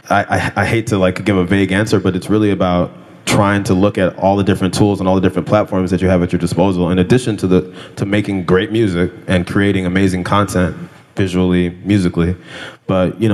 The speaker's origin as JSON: {"language": "English", "region": "California", "country": "United States", "tie": "born or raised there", "said": "I grew up in California"}